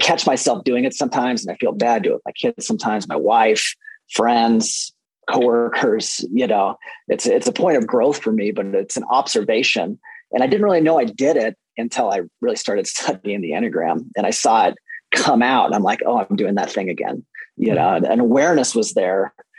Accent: Fort Collins, Colorado, United States; I am from Fort Collins, Colorado

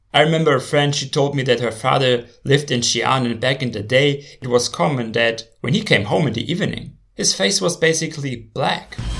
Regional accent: Germany; my home country, Germany

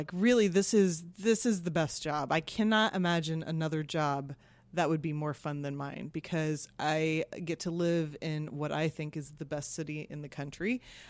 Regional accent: Kansas, United States; moved away as an adult; also born or lived in East Coast; now in San Francisco, United States; I am from Kansas.

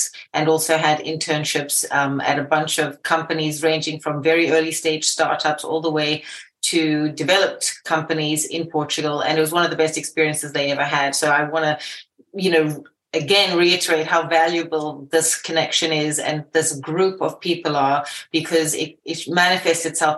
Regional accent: Zimbabwe; also born or lived in United Kingdom; now in New York, United States; I am initially from Zimbabwe, and I've made it through from living in the UK all the way to living in New York.

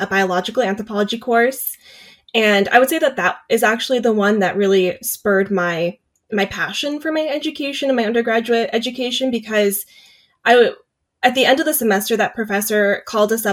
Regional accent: Davis, California, United States; I grew up in Davis, so I've spent a lot of time exploring campus

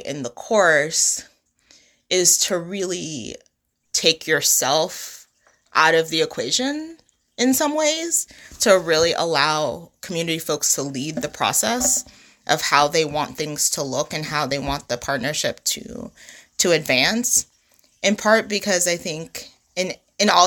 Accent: New York City, New York, United States; moved away; I grew up in Brooklyn, and Brooklyn looks entirely different from when I lived there and grew up there

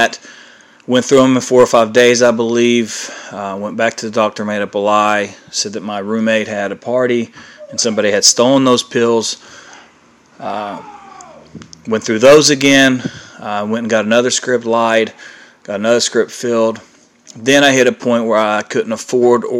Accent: Ashland, Kentucky, United States; I'm from Ashland, Kentucky

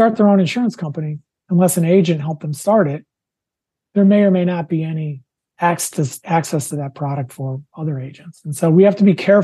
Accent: Wisconsin, United States; Wisconsin, my home state

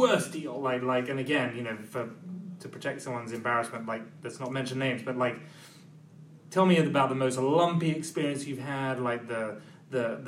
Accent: United Kingdom; now in United States; me as a Brit

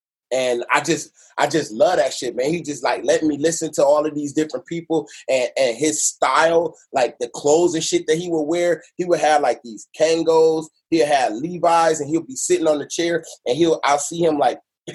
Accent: Detroit, Michigan, United States; also born or lived in Los Angeles / Grand Rapids; I was born in Detroit, 2 months old. My mom took my ass away from my damn crazy ass daddy

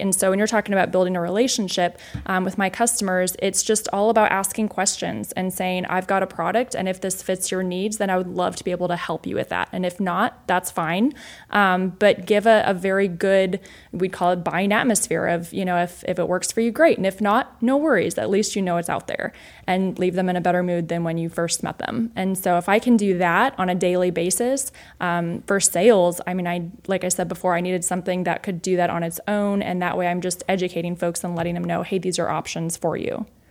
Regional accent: Iowa, United States; I grew up in Iowa

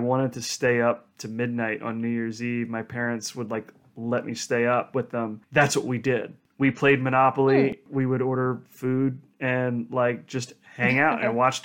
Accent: New Jersey, United States; moved away; I'm originally from New Jersey

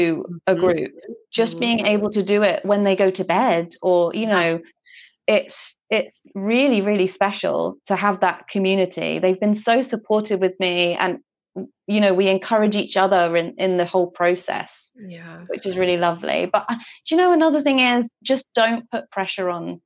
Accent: England, United Kingdom; now in Scotland, United Kingdom; I live in Scotland now, but I'm from England.

